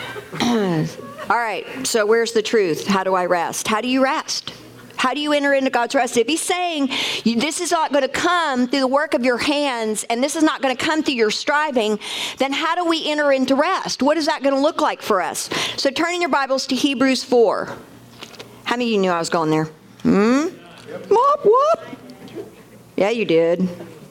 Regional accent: United States; also born or lived in Mexico; We're from America and we work in America.

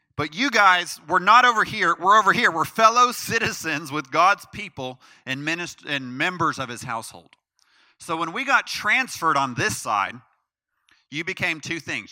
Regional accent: United States; as an American citizen

